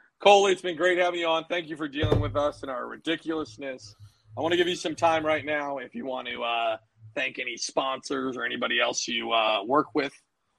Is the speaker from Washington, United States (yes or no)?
yes; a suburb of Seattle, Washington, United States; I'm originally from a suburb of Seattle.